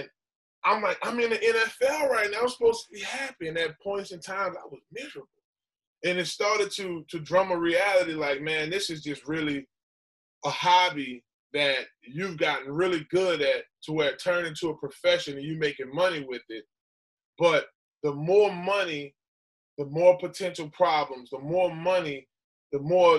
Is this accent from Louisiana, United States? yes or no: yes; New Orleans, Louisiana, United States; I come from New Orleans, But I was raised in a different community.